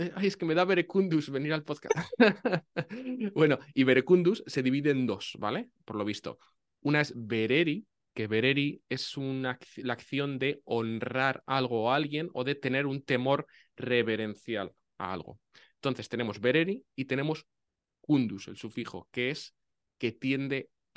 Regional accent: northern Spain, Spain; eso también lo decimos en el norte

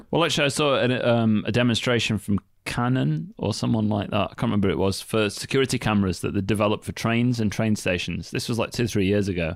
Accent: Northern England, United Kingdom; moved away as an adult; now in Japan; I'm from England, right? Northern England as well.

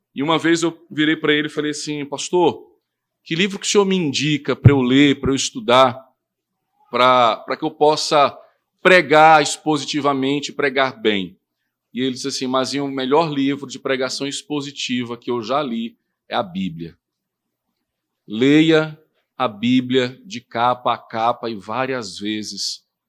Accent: Northeast Region, Brazil; lá da minha região, né, do Nordeste

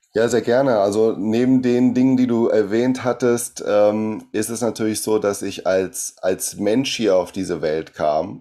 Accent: Brazil; German is a second language; now in Germany; ich komme aus Brasilien

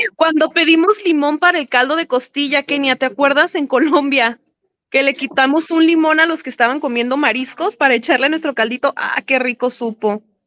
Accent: Guadalajara, Jalisco, Mexico

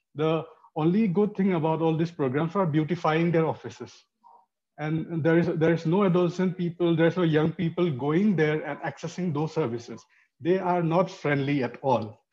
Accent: Manipur, India; moved away; I'm from Manipur, which is in the conflict zone already

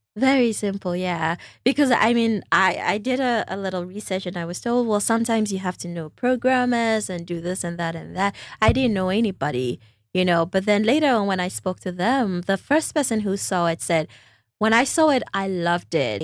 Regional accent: Volta, Ghana; moved away as an adult; also born or lived in North Carolina; I am also from the Volta region

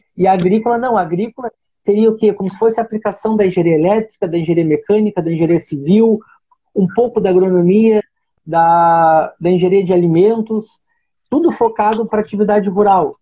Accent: Arroio Grande, Rio Grande do Sul, Brazil; now in Pelotas, Brazil; eu sou natural de Arroio Grande, tá? mas, mas por toda a minha formação aqui em Pelotas

